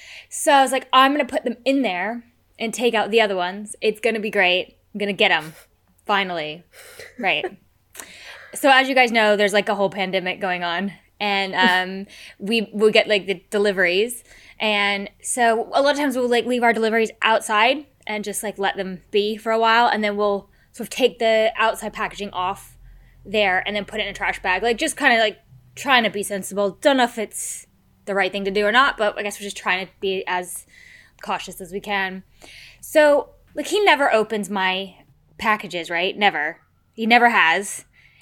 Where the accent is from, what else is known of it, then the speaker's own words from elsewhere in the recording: United States; moved away; I'm American.